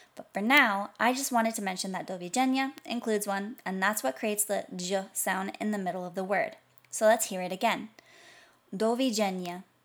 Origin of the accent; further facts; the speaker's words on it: United States; American, since that's where I'm from